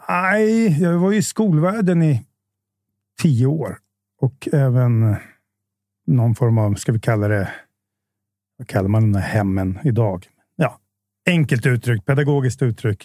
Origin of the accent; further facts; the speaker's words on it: Jakobsberg, Stockholm County, Sweden; also born or lived in Bromma; now in Solna, Sweden; jag är uppvuxen i Jakobsberg, inte så långt härifrån.